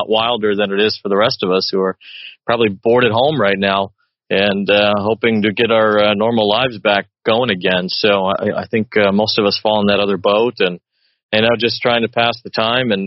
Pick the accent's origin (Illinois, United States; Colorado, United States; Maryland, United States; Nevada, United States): Illinois, United States; Chicago; I grew up in Chicago